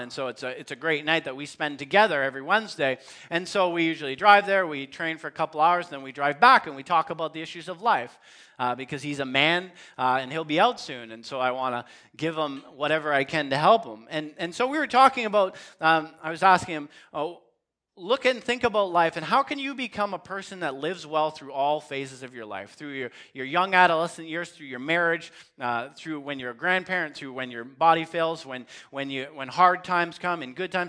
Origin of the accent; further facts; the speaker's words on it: Western Canada, Canada; as Canadian Christians